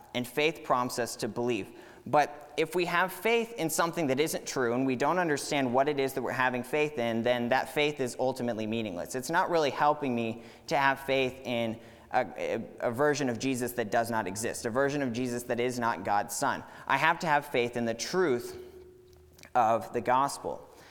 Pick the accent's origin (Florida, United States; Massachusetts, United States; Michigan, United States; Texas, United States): Texas, United States; Katy; moved away as an adult; I grew up here in Katy